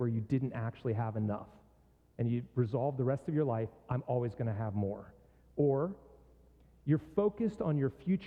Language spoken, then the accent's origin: English; Pittsburgh, Pennsylvania, United States; moved away; my hometown